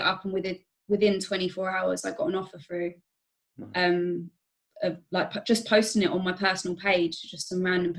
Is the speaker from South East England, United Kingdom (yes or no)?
yes; Staines, South East England, United Kingdom; now in Reading, United Kingdom; I'm not originally from here either, because I grew up in Staines.